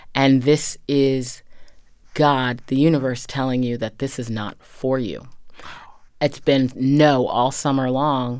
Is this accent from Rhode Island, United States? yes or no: no; Medfield, Massachusetts, United States; I grew up in a very traditional um, New England town.